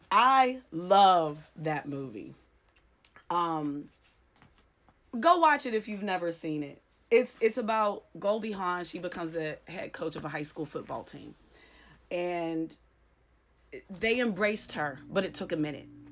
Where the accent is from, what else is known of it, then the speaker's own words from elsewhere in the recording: Clairton, Pennsylvania, United States; moved away; I'm from Clareton, Pennsylvania, a very poor, depressed town where not a lot of people get out.